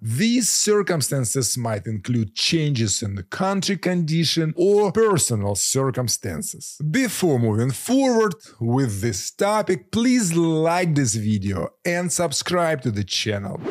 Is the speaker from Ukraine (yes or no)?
yes; Ukraine; moved away as an adult; now in United States; I am a Ukrainian who moved to the US in 2011 with a travel visa.